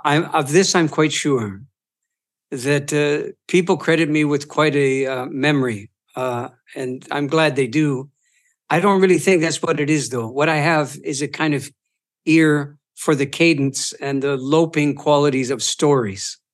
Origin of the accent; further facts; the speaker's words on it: Eastern Ontario, Canada; moved away; also born or lived in Boston; Eastern Ont, Ontario, uh, around the Great Lakes Basin